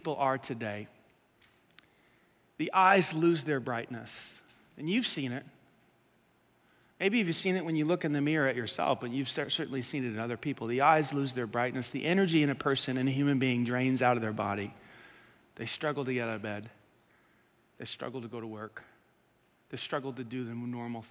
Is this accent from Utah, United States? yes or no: no; New York City, New York, United States; We grew up in Staten Island